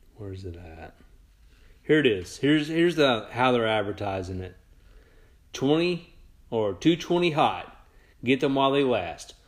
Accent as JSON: {"language": "English", "town": "Sikeston", "region": "Missouri", "country": "United States", "tie": "born or raised there", "said": "Sykeston, my hometown"}